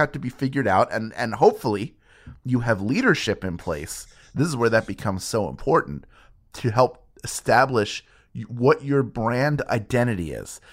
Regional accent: Philadelphia, Pennsylvania, United States; It's my hometown

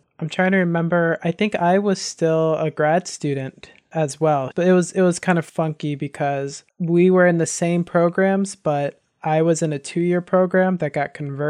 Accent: Maryland, United States; now in Los Angeles, United States; I'm from Maryland. I say I'm from Maryland. My dad's was in the military, so we moved around a little bit.

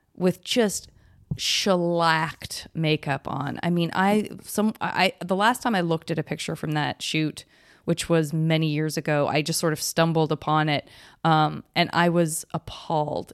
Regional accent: San Francisco, California, United States; I was from San Francisco

